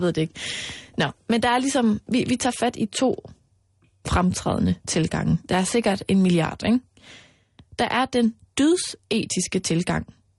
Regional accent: Denmark; her hjemme i Danmark

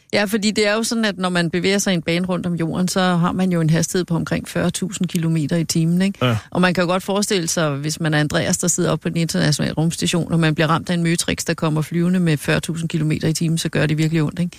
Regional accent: Hørsholm, Capital Region of Denmark, Denmark; Jeg er født i Hørsholm

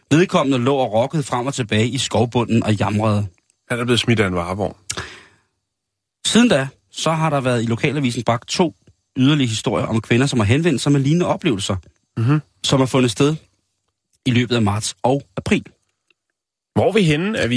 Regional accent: Virum, Capital Region of Denmark, Denmark; Min fødeby.

